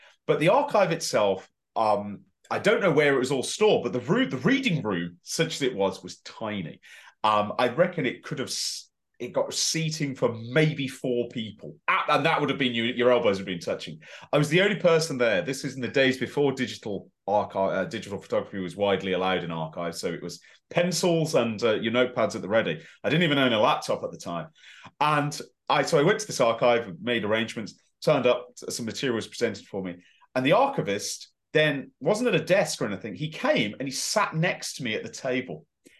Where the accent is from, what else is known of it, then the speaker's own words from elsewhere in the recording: West Midlands, United Kingdom; accent: West Midlands; my West Midlands accent was a lot stronger. So it did that, and it's always stronger over telephone too.